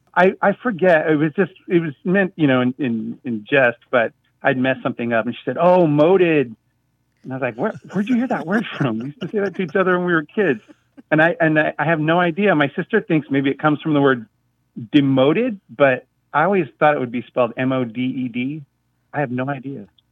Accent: Orange County, California, United States; growing up in Orange County, California in the seventies

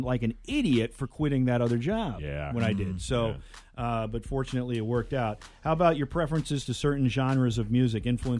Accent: Connecticut, United States; I can remember growing up in Connecticut

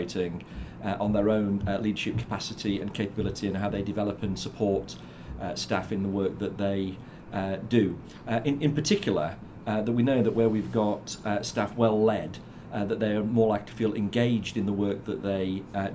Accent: South Africa; now in United Kingdom; I grew up in South Africa

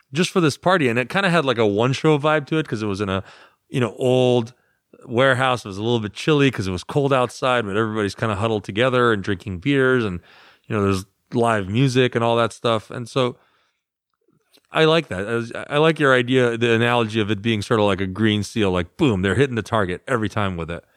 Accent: United States; I'm the American

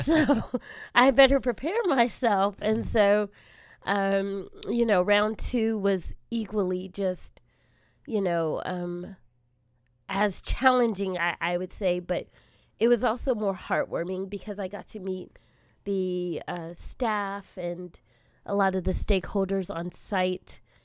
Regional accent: South Bay, Southern California, United States; I am a Southern California gal, born and raised primarily in the South Bay area.

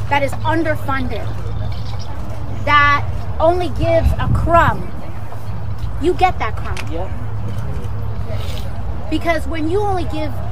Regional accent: New York City, New York, United States; I'm from the Bronx.

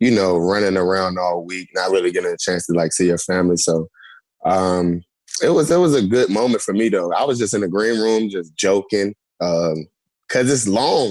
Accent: North Carolina, United States; moved away; I grew up in North Carolina

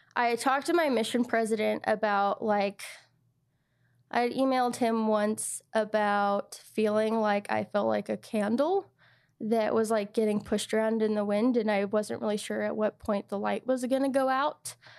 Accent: United States; I was from the States

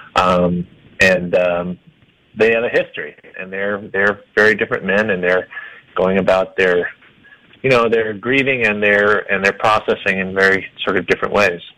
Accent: Iowa, United States; now in Denver, United States; I'm from Iowa

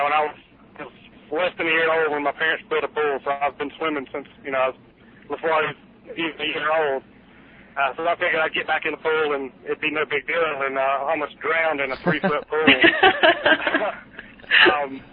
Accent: South Georgia, United States; accent: Southern; I am from originally South Georgia, which is kind of in the middle of nowhere. I grew up on a farm

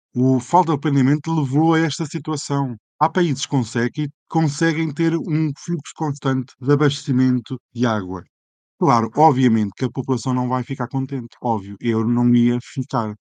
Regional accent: Aveiro, Centro, Portugal; eu não sou de Lisboa, sou de Aveiro

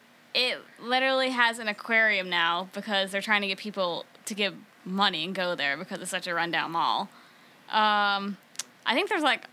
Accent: Scranton, Pennsylvania, United States; now in Nashville, United States; I'm from Scranton

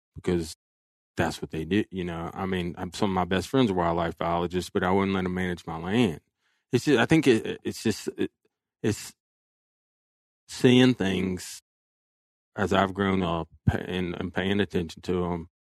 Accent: Alabama, United States; my home state of Alabama

